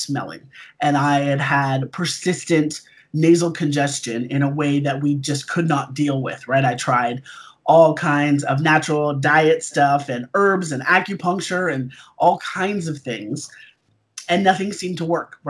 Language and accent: English; Toronto, Ontario, Canada; also born or lived in South Africa; I currently live in Toronto, in Canada. I've lived here for like 43 of my 44 years. Originally, I was born in South Africa.